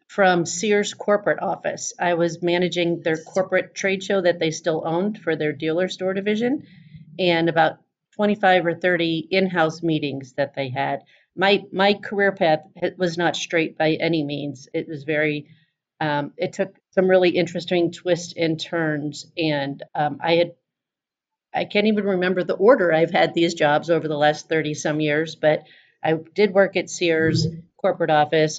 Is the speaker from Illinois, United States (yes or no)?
yes; Chicago, Illinois, United States; I was from Chicago